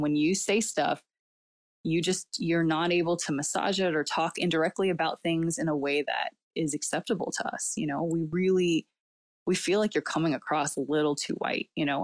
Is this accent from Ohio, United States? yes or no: no; California, United States; first language Cantonese; English is a second language; also born or lived in South Asia; here in America, then it, where I'm, I've been born and raised